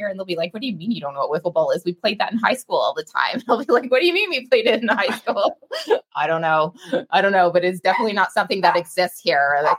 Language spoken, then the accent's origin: English; Canada; me being Canadian